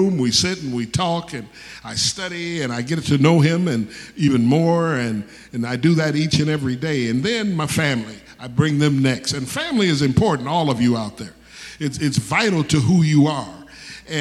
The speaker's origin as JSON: {"language": "English", "town": "Detroit", "region": "Michigan", "country": "United States", "tie": "born or raised there", "said": "I was born in Detroit, Michigan"}